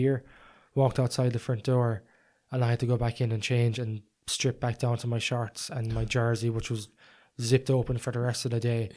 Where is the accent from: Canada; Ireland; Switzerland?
Ireland; I was from Ireland